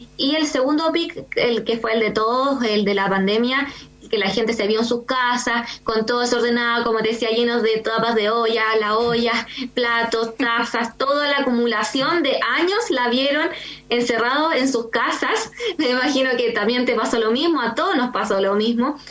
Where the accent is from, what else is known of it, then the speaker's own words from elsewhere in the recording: San Antonio, Valparaíso, Chile; moved away; also born or lived in Santiago; nosotros partimos en Santiago y no somos de Santiago, somos de región. Yo soy San Antonio